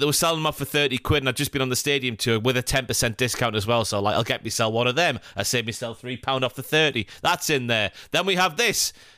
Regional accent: Morpeth, North East England, United Kingdom; I'm from Morpeth, which is fifteen miles above Newcastle

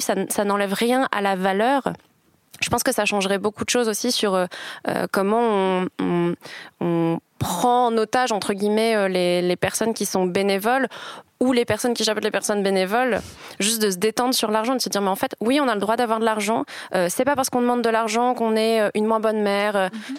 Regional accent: France; now in Switzerland; en tant que Française

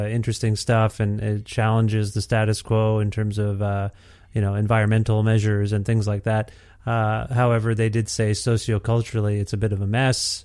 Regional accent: Cambridge, Ontario, Canada; I grew up in Ontario. I grew up in Cambridge, Ontario

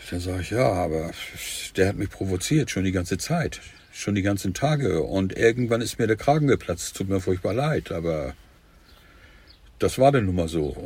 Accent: Hamburg, Germany; Hamburg. Also nicht nur Hamburg, äh, ich bin nachher in Heime aufgewachsen

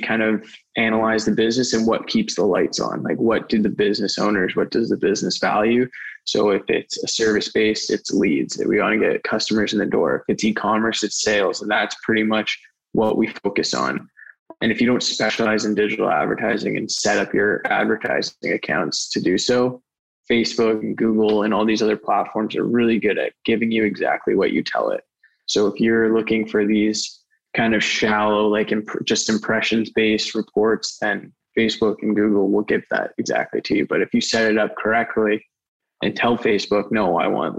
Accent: Surrey, British Columbia, Canada; I'm born and raised in Surrey, BC

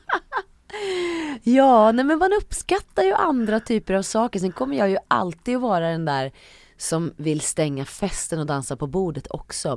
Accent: Hälsingland, Gävleborg County, Sweden; now in Stockholm, Sweden; ville jag bara bort från Hälsingland. Jag tyckte att det var för, för litet och för inskränkt. Um, så när jag väl flyttade till Stockholm

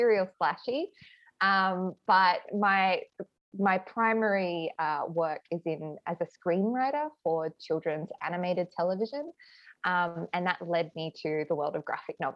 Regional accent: Adelaide, South Australia, Australia; now in Sydney, Australia; I am speaking to you from Adelaide right now, my hometown

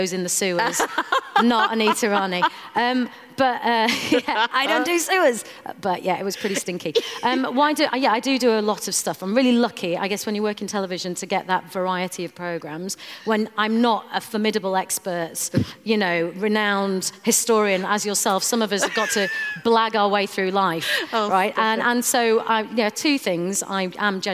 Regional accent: Bradford, Yorkshire and the Humber, United Kingdom; I grew up in Bradford and in Yorkshire

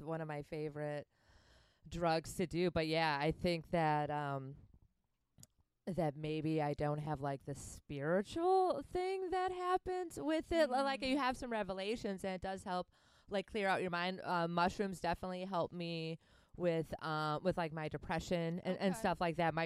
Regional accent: Wisconsin, United States; I'm from Wisconsin

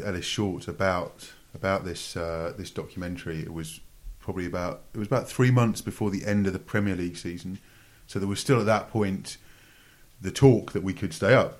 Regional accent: Newcastle upon Tyne, North East England, United Kingdom; also born or lived in Sunderland; grew up in, in Newcastle, which was good character building as a Sunderland fan.

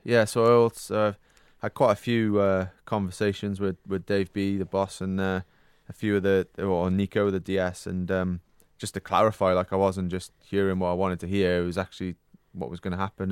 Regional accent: Wales, United Kingdom; being British and, and Welsh

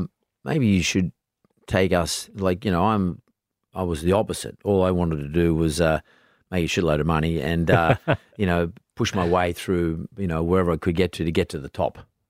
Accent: Australia; saying that to me as an Australian. I like to know that our country is in good hands

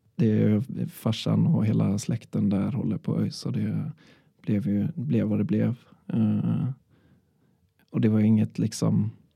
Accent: Sweden; jag är från Körn

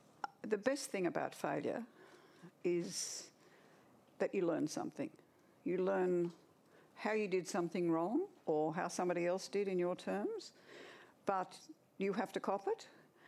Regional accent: Orange, New South Wales, Australia; also born or lived in Goulburn / Garema; I was born in Orange in central western New South Wales, and I lived there for 7 years. Then I lived in Goulburn for a year, and then I lived in a little place called Garema

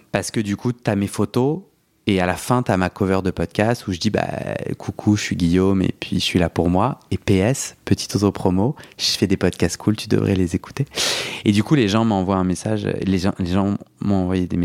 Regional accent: Algeria; now in France; Moi j'ai grandi en Algérie, en algérien, sans aucun témoignage sans, aucun, sans aucun référent.

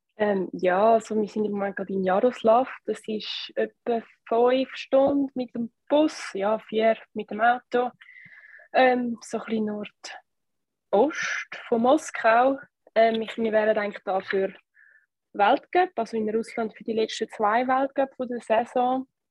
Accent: Switzerland; als Schweizer Team

